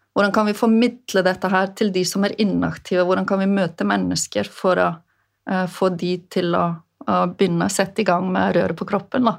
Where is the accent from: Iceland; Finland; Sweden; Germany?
Iceland; Westfjords; moved away as an adult; now in Norway; Jeg vokste jo opp på Vestfjordene på Island